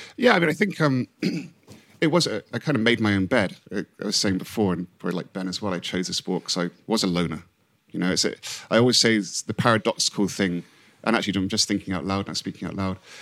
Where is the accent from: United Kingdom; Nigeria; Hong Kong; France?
Hong Kong; moved away; I came from Hong Kong, so I didn't really have my home to go back